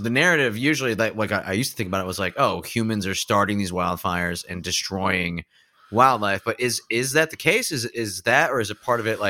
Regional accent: Pennsylvania, United States; growing up in Pennsylvania

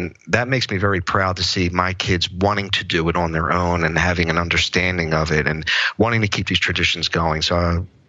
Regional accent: Philadelphia, Pennsylvania, United States; now in Drexel Hill, United States; I was born and raised in South Philadelphia in an Italian American family

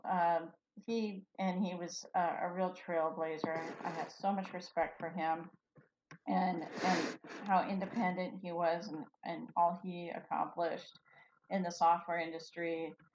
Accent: Felton, California, United States; I'm from Felton. wow, little old Felton.

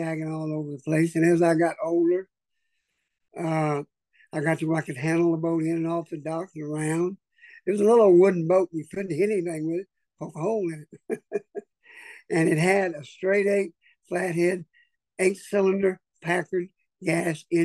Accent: Orange, Texas, United States; I was born in Orange, Texas in 1954.

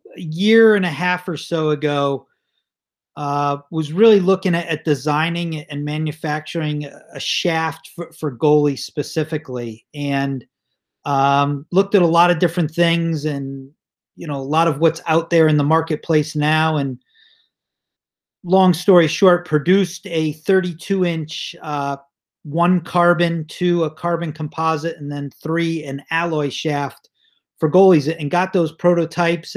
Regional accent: Cheshire, Connecticut, United States; now in Boston, United States; I grew up in Cheshire, Connecticut

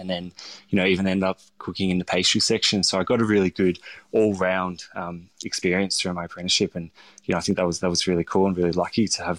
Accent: St Kilda, Victoria, Australia; had these sort of memories of growing up in St Kilda and going to the Stoke House and eating dad's food.

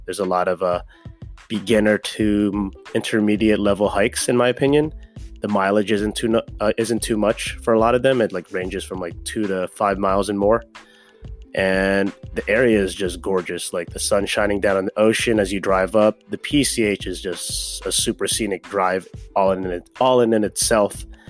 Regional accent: Maryland, United States; my hometown, Maryland

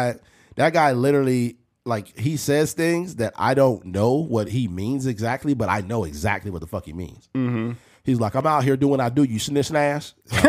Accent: Bakersfield, California, United States; Nigga, I'm from Bakersfield.

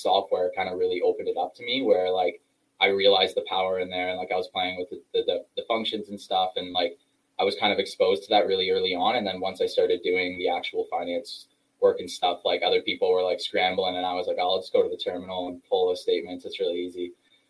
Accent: Toronto, Ontario, Canada; I'm from Canada here in Toronto.

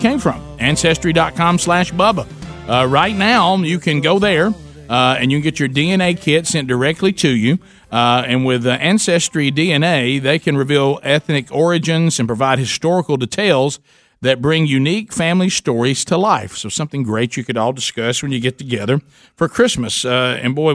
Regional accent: Alabama, United States; we grew up in Alabama

